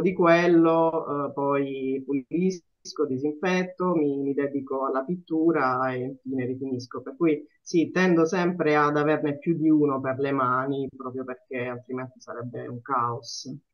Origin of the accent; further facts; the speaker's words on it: Apulia, Italy; sono pugliese